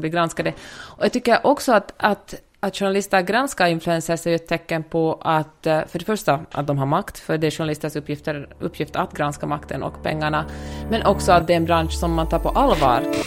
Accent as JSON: {"language": "Swedish", "town": "Helsinki", "region": "Uusimaa", "country": "Finland", "tie": "born or raised there", "moved": "as an adult", "lives_now": "Los Angeles, United States", "said": "jag är född och uppvuxen i Helsingfors. Bor i äh, Los Angeles sedan nästan tio år tillbaka"}